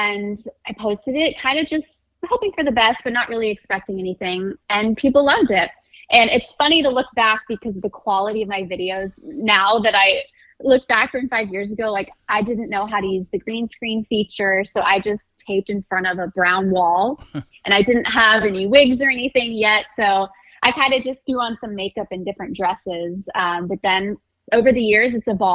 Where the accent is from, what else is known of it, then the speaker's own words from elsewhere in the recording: suburbs of Atlanta, Georgia, United States; accent: Southern; So I'm from Georgia, grew up, suburbs of Atlanta. I live in Atlanta now.